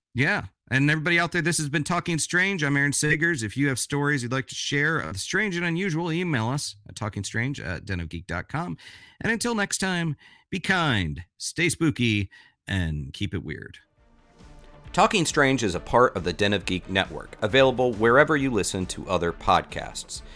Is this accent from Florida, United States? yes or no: yes; Florida, United States; I grew up in Florida